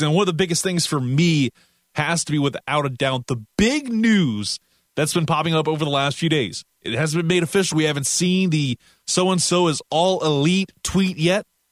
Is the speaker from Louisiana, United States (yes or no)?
yes; Louisiana, United States; I'm from the South in Louisiana